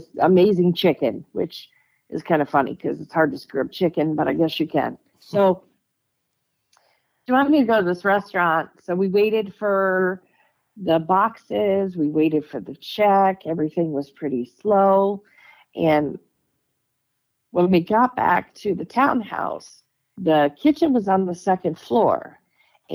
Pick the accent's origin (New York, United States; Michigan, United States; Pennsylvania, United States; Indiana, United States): Michigan, United States; moved away as an adult; also born or lived in Dayton, Ohio; I was in Dayton, Ohio, and I'm from Michigan